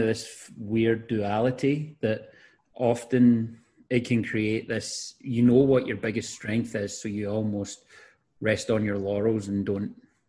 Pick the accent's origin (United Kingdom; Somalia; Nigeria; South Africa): United Kingdom; 20 minutes from Glasgow, Scotland; moved away as an adult; now in United States; I thought maybe I would live in Glasgow, which is 20 minutes away from where I grew up.